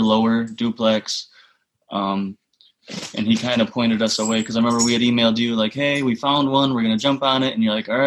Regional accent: West Michigan, United States; I grew up out here in West Michigan

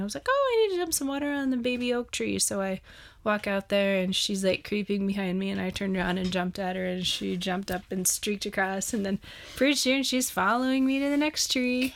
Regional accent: Montana, United States; I'm from Montana

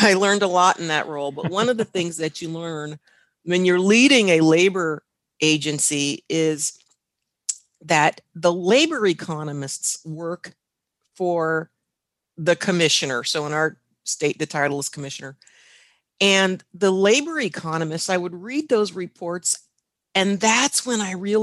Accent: Washington, United States; I'm from the Pacific Northwest, the state of Washington

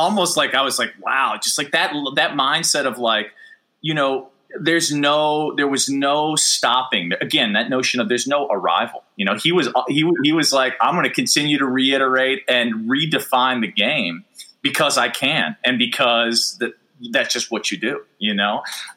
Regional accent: Chicago, Illinois, United States; I grew up in Chicago and in the 90s

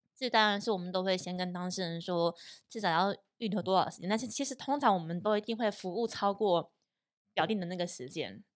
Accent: Puli, Nantou County, Taiwan; 我的老家在南投埔里

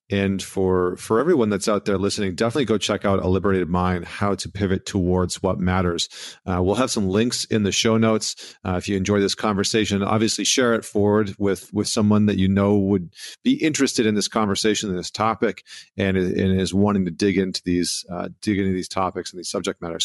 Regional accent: Canada; being a Canadian boy

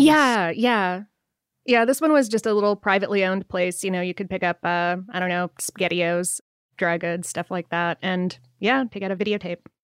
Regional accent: near Cleveland, Ohio, United States; growing up in Ohio, up near Cleveland.

